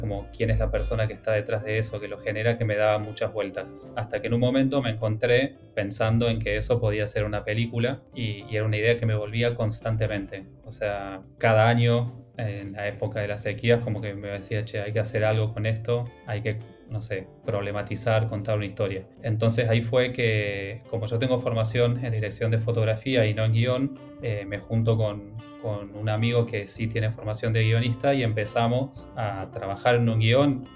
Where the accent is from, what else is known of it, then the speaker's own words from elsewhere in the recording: Villa Dolores, Córdoba, Argentina; moved away as an adult; also born or lived in Buenos Aires; Yo soy de Tras la Sierra, de, de Villa Dolores, que es eh, una ciudad en, el oeste de Córdoba.